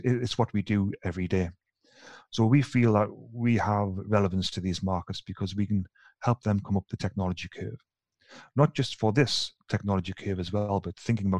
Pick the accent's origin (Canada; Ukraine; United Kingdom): United Kingdom; the north of England; now in Sweden; But as soon as I start speaking to my colleagues in Ireland and Scotland, then I kind of revert to type because they are just as bad as I am from the north of England.